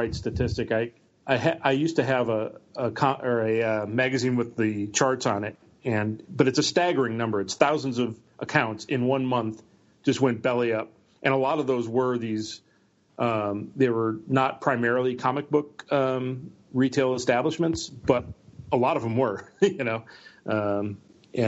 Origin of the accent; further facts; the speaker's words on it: United States; also born or lived in Milwaukee, Wisconsin; I came from Milwaukee, and when I was 8, my parents moved me up to this town of 1,200 people